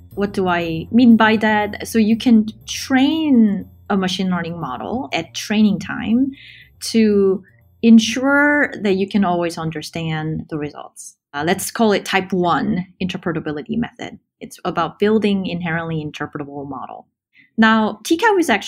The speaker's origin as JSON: {"language": "English", "country": "South Korea", "tie": "born or raised there", "also_born_or_lived": "Cambridge, Massachusetts, United States", "moved": "as an adult", "lives_now": "San Francisco Bay Area, United States", "said": "I grew up in Korea, where computer science wasn't really a thing when I grew up there"}